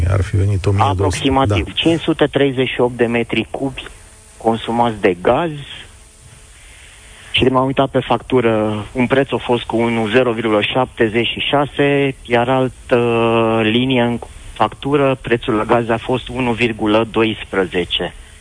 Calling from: Pitești, Argeș, Romania; vă sunt din Pitești.

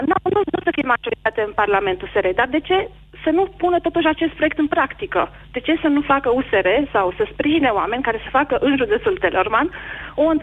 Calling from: France; Uh, am 29 de ani, vă sunt din Franța.

